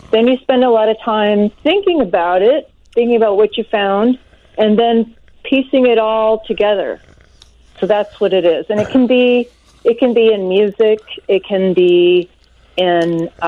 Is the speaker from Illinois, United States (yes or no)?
yes; Chicago, Illinois, United States; also born or lived in Montreal, Canada / Toronto, Canada / Bloomington, Indiana; Uh, well, I'm a Chicagoan. I am, uh, but I I lived in various places around the world. I lived in Montreal